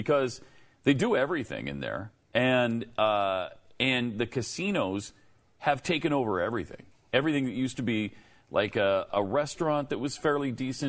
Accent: Montana, United States; moved away; When I go back to my home state, as I rarely do, but once in a while I go back to Montana.

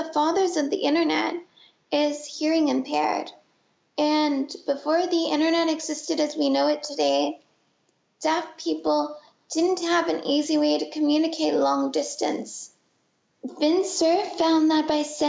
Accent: San Francisco Bay Area, California, United States; also born or lived in Boston; I grew up in the San Francisco Bay Area

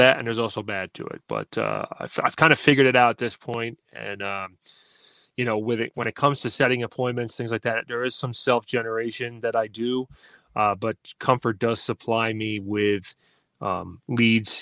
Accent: Syracuse, New York, United States; I was born right in Syracuse, lived here for most of my

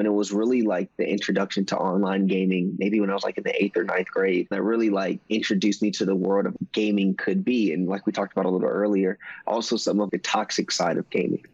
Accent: Maryland, United States; also born or lived in South Carolina; I was born in South Carolina. I was raised in Maryland.

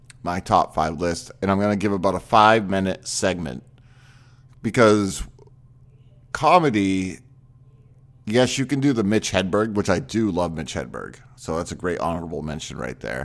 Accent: Maine, United States; moved away; I'm originally from Maine

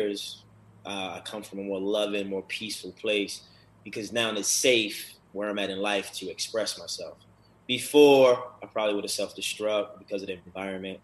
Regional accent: Baltimore, Maryland, United States; moved away as an adult; now in Los Angeles, United States; growing up in Baltimore, a very negative environment

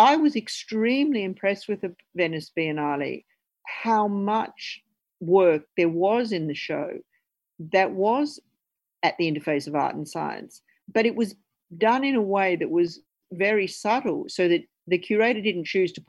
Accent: Brisbane, Queensland, Australia; Chrissy and I grew up in Brisbane

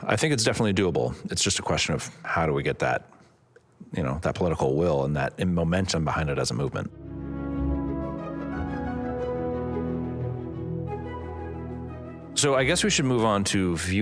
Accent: California, United States; as a Californian

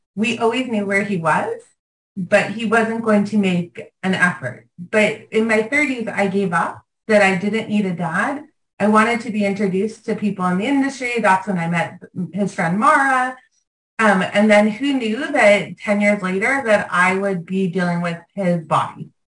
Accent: Los Angeles, California, United States; growing up in Venice

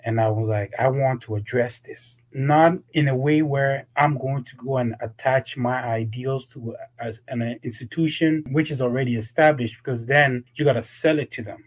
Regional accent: Toronto, Ontario, Canada; moved away as an adult; also born or lived in Ghana; I was raised in Toronto, Canada. Came here when I was about 10

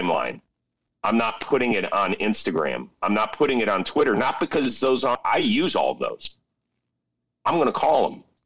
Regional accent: Ohio, United States; since I'm from Ohio, I'm a Buckeyes fan.

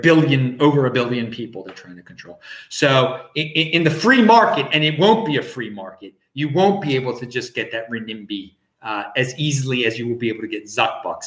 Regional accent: Baltimore, Maryland, United States; moved away; I am from Baltimore, Maryland, um, originally.

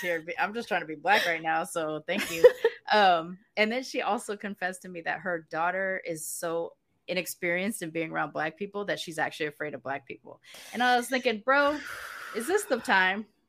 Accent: United States; moved away as an adult; now in Mexico; I grew up in the States, I have an ethnic identity

